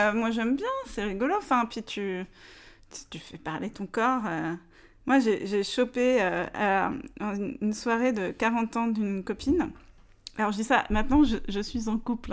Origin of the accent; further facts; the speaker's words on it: Paris, Île-de-France, France; je suis une vraie parisienne